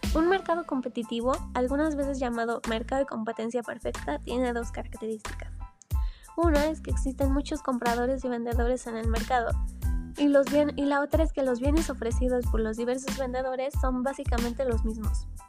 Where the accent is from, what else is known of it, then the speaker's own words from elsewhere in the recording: Mexico; aquí en México para que nosotros como mexicanos viéramos